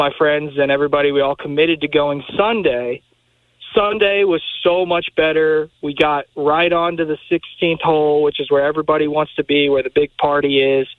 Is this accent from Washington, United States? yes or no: no; Louisville, Kentucky, United States; I grew up in Louisville.